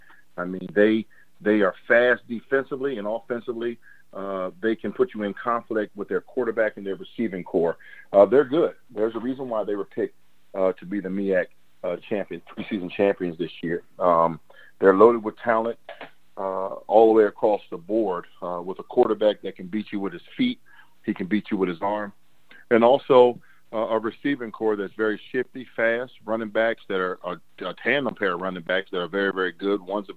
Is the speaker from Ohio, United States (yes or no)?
yes; Cleveland, Ohio, United States; now in San Francisco, United States; And so for me, that was intriguing because I came from Cleveland. And heck, if you just made the playoffs, man, everyone loved you.